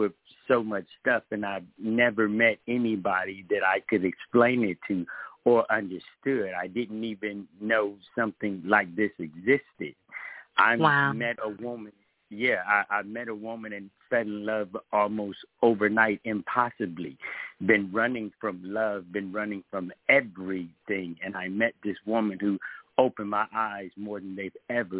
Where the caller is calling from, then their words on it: Decatur, Georgia, United States; I'm actually calling from Georgia.